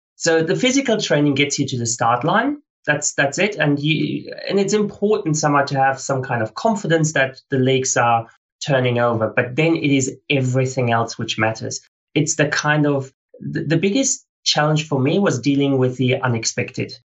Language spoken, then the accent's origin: English; Australia; I ran the fastest 24 hour race at the World Championships as an Australian ever